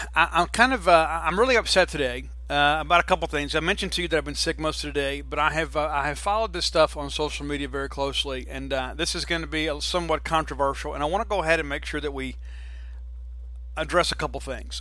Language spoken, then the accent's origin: English; Mississippi, United States; a guy that was born and raised in Mississippi, that lives in Mississippi, that loves Mississippi